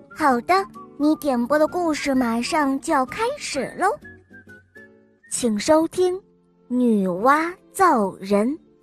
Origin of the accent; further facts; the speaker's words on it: Changzhou, Jiangsu, China; 我今年五岁了，我来自江苏长洲